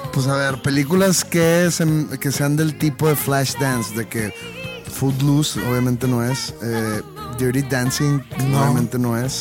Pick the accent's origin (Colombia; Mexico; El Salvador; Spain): Mexico; porque soy mexicano